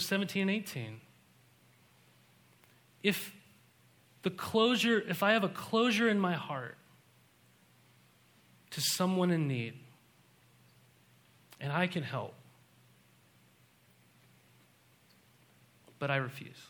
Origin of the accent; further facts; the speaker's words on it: Montana, United States; I was raised in Montana